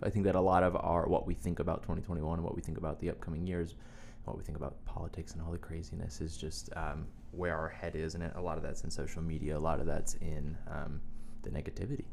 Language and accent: English; Wilmington, United States; now in Nashville, United States; I live in Nashville, Tennessee, and I grew up in Wilmington